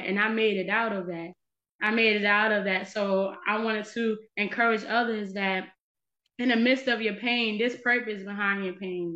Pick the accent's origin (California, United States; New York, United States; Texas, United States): New York, United States; now in North Carolina, United States; I was born in the Bronx, New York.